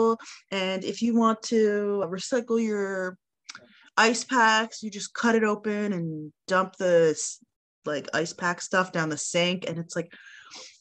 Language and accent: English; Toronto, Ontario, Canada; now in Montreal, Canada; I grew up in Toronto